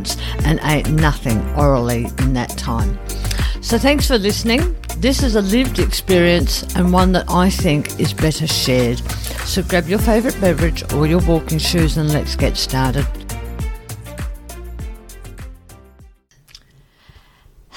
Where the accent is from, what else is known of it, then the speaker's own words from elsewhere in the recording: Adelaide, South Australia, Australia; here in my hometown in Adelaide